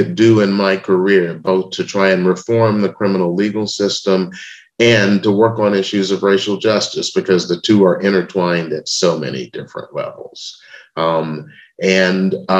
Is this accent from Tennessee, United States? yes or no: yes; Memphis, Tennessee, United States; I was born in Memphis, Tennessee in 1956